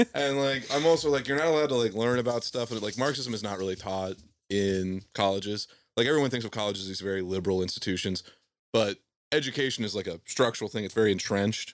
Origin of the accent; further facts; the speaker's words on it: Southwest Ohio, United States; I was raised in Southwest Ohio